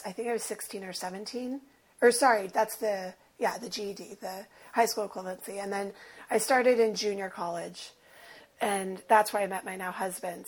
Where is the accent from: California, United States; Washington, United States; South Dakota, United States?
California, United States; Los Angeles; I present, I'm white, I am from West